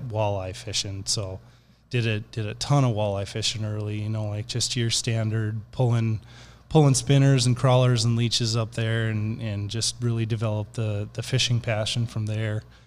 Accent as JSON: {"language": "English", "region": "Minnesota", "country": "United States", "tie": "born or raised there", "moved": "yes", "said": "I'm originally from Minnesota"}